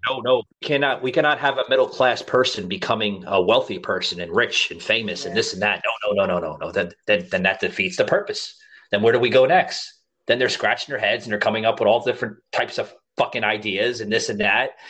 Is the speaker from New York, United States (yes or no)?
yes; New York, United States; I'm from New York.